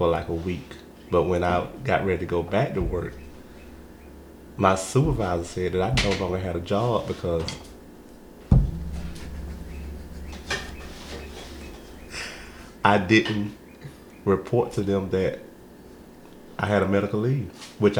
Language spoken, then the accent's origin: English; Elbert County, Georgia, United States; I grew up in Elbert County, Georgia